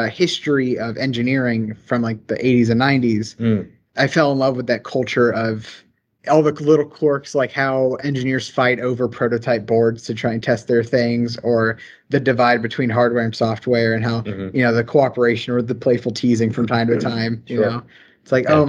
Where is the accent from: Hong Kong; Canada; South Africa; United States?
United States; the South, Southern United States; accent: Southern; I come from a really rural area. I'm sure my Southern accent is coming through quite a bit